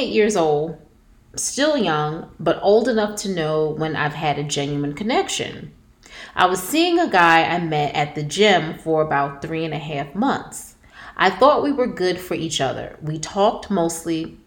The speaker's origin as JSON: {"language": "English", "town": "Jersey City", "region": "New Jersey", "country": "United States", "tie": "born or raised there", "said": "I grew up in Jersey City."}